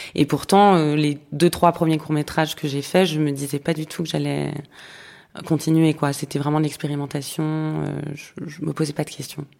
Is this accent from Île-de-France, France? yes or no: yes; Paris, Île-de-France, France; J'ai grandi à Paris.